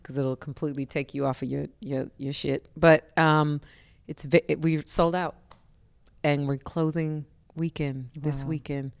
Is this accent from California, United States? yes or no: no; Detroit, Michigan, United States; moved away; growing up in Detroit